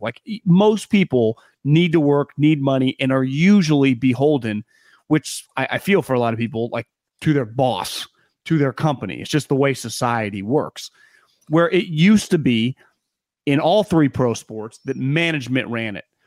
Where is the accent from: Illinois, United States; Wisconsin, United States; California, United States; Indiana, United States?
California, United States; Sacramento; we grew up around the Kings and Arco Arena when they were really good